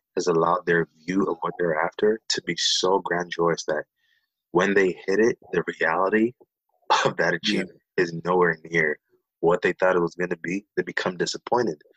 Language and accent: English; Nairobi, Kenya; now in Berrien Springs, United States; I was born and raised in Nairobi, Kenya, and uh, moved to the states back in 2001